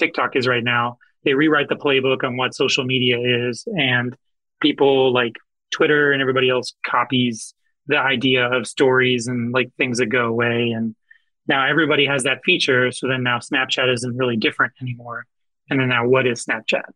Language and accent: English; Orlando, Florida, United States; I grew up in Orlando.